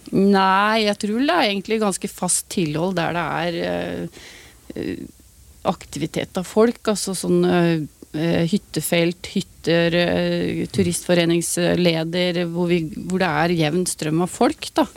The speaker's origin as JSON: {"language": "Norwegian", "region": "Vestfold", "country": "Norway", "said": "der jeg kommer fra, Vestfold"}